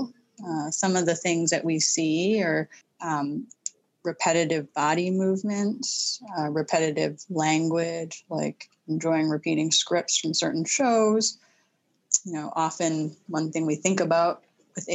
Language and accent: English; Vancouver, British Columbia, Canada; now in New England, United States; I'm a proud Canadian and grew up in Vancouver